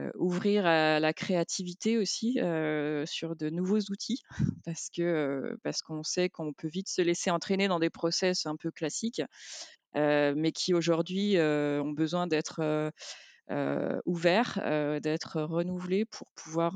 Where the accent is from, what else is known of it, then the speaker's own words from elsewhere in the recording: Lyon, Auvergne-Rhône-Alpes, France; en tant que lyonnaise